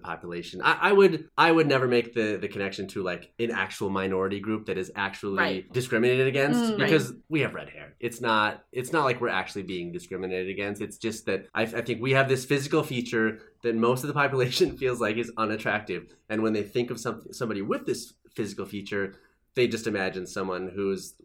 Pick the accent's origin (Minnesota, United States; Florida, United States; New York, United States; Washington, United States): Minnesota, United States; a kid growing up in Minnesota